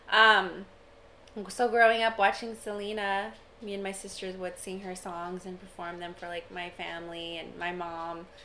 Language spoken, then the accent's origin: English; India; No, I don't cook I'm Indian like, wow, food, really?